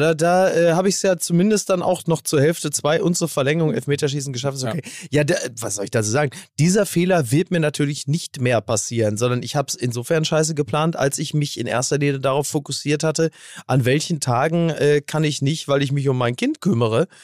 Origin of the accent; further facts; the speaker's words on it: Recklinghausen, North Rhine-Westphalia, Germany; Ich komme doch auch aus Recklinghausen